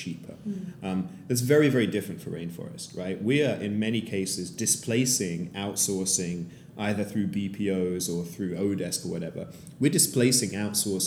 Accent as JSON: {"language": "English", "region": "London", "country": "United Kingdom", "moved": "as an adult", "lives_now": "San Francisco, United States", "said": "I am a founder from London"}